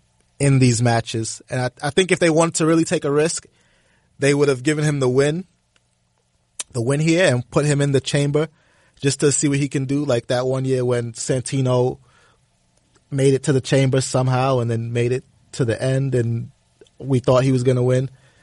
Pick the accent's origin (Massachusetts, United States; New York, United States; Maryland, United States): New York, United States; Harlem; Harlem Sewer Rats. I'm from Harlem.